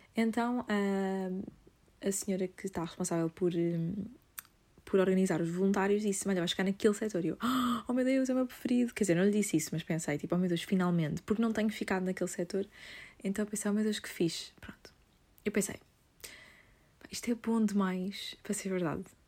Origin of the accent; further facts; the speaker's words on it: Lisbon, Portugal; sou de Lisboa